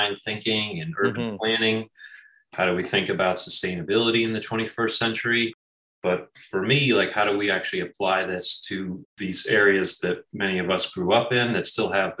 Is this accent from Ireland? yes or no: no; Schenectady, New York, United States; moved away as an adult; also born or lived in Los Angeles; now in Syracuse, United States; I grew up in the Albany, Schenectady kind of capital region area